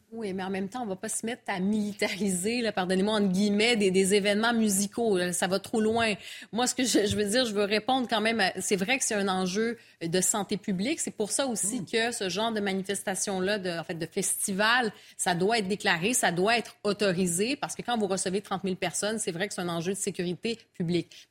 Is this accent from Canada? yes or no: yes; Montreal, Quebec, Canada; je viens de Montréal